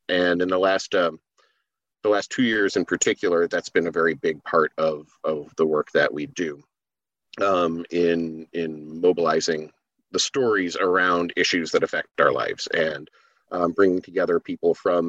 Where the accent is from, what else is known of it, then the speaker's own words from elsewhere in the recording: New Hampshire, United States; also born or lived in Kalamazoo, Michigan; I moved from Michigan when I was like 6 months old. Yeah, like 6 months old. So I don't remember it too well, you know, but I, you know, grew up in New Hampshire